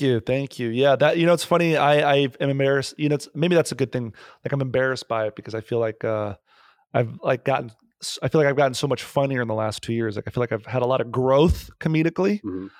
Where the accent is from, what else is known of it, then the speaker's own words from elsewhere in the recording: New Jersey, United States; moved away as an adult; also born or lived in New York; now in Los Angeles, United States; Born and raised in Jersey. 18 years and then uh, went to NYU for acting